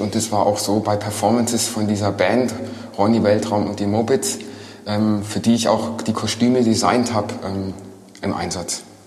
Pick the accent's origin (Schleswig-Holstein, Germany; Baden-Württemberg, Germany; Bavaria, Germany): Baden-Württemberg, Germany; Villingen-Schwenningen; ich bin geboren in Villingen ähm, 1975.